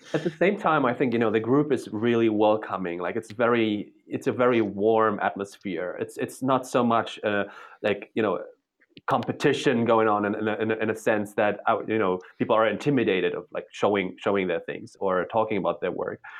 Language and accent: English; Germany; moved away as an adult; also born or lived in Poland / Berlin, Germany; now in New York, United States; I was born in Poland during socialism. I was raised in, in capitalist East, uh, Western Germany.